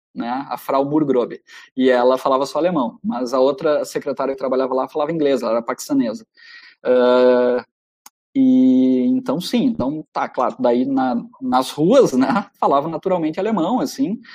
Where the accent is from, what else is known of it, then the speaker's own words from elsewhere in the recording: Santo Ângelo, Rio Grande do Sul, Brazil; minha terra, lá em Santo Ângelo